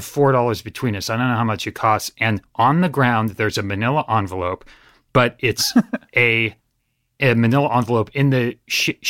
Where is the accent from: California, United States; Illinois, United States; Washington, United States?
California, United States; Northern; now in Southern California, United States; I hail, which means I come from Northern California. It's where I grew up.